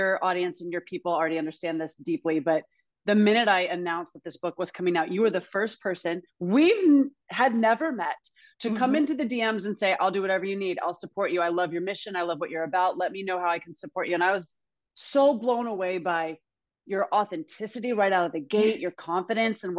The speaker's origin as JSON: {"language": "English", "region": "Alabama", "country": "United States", "tie": "born or raised there", "said": "I grew up in Alabama in the dirt."}